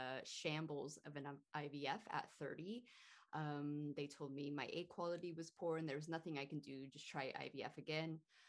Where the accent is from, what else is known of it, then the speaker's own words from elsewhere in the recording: California, United States; moved away; And I kind of feel lucky because I'm originally from California.